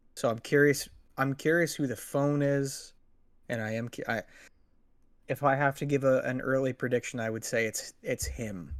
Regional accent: United States; as an American who grew up in the nineties

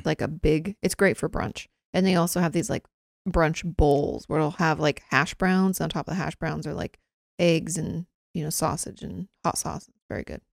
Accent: Washington, United States; moved away as an adult; "Oh, where you from?" I was like, "Oh, Washington."

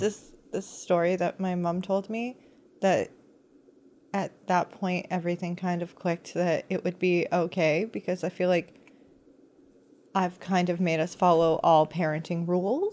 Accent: United States; me being American

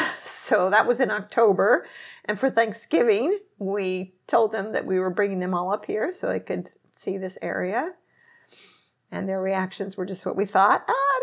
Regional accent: Seattle, Washington, United States; born there; I was born in Seattle. My parents had lived there after they'd been after school there for a while.

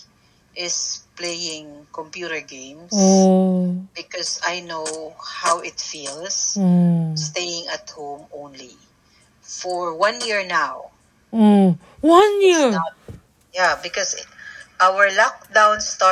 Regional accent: Manila, Metro Manila, Philippines; moved away as an adult; also born or lived in Philippine countryside; I was born and raised in Manila

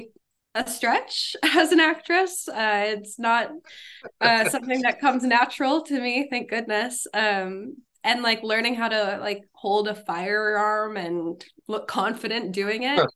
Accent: Minneapolis, Minnesota, United States; now in New York City, United States; I'm originally from Minneapolis, Minnesota

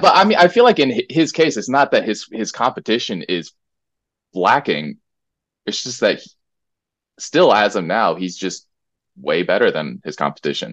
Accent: United States; now in Korea; growing up in the States

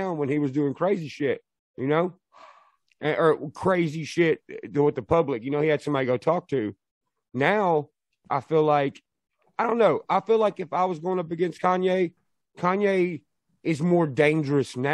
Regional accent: Nashville, Tennessee, United States; Born and raised Nashville, Tennessee

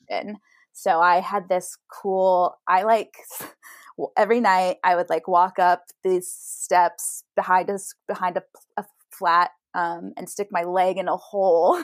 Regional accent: Idaho, United States; moved away as an adult; now in New York, United States; I'm from Idaho originally

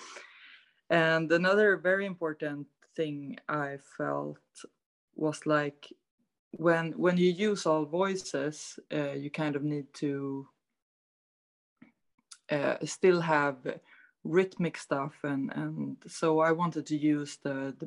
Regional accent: Stockholm, Stockholm County, Sweden; I'm from Stockholm, Sweden

